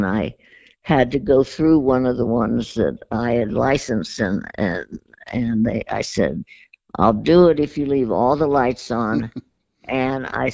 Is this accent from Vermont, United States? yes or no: no; San Francisco, California, United States; also born or lived in Hollywood / Beverly Hills / Darien, Connecticut; I was born in Hollywood, lived in Beverly Hills, and actually grew up in San Francisco